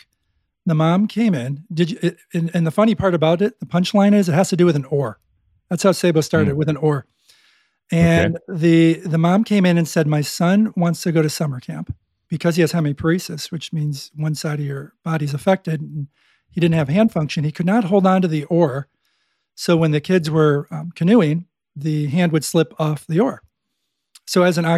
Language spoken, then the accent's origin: English; Buffalo, New York, United States; I'm from Buffalo